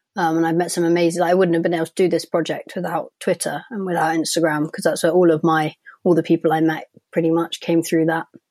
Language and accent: English; London, United Kingdom; I'm from London